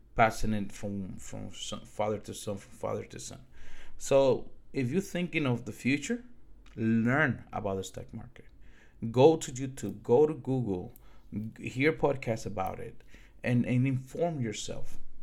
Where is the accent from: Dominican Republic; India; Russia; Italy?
Dominican Republic; now in United States; I'm from the Dominican Republic